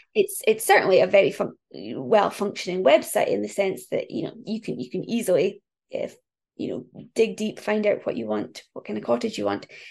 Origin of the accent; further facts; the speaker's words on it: just north of Aberdeen, northeast Scotland, United Kingdom; I am from northeast Scotland, um, just north of Aberdeen